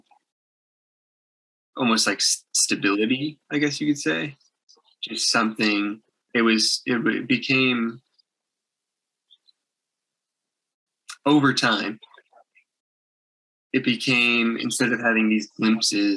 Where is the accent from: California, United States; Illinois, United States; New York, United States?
Illinois, United States; outside of Chicago; my hometown outside of Chicago